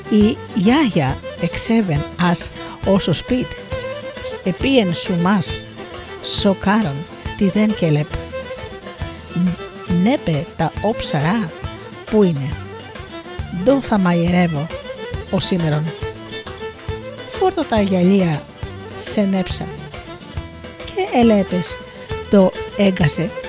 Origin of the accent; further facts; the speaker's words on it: Missolonghi, West Greece, Greece; κατάγομαι από το Μεσολόγιο